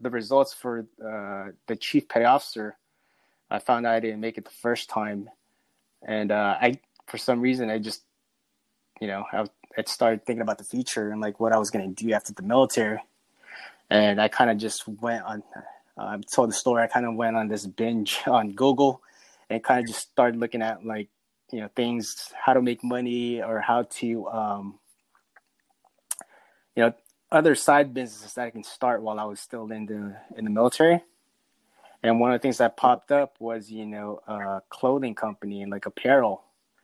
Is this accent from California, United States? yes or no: yes; Central California, United States; moved away as an adult; also born or lived in Philippines; now in Raleigh, United States; I'm from the Philippines, but I grew up in California in a small little town in the Central California